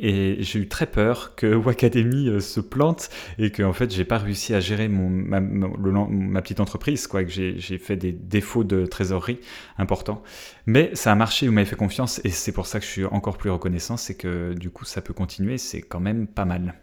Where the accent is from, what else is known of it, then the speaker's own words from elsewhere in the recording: France; accent: French; je vais parler anglais avec mon petit accent Frenchy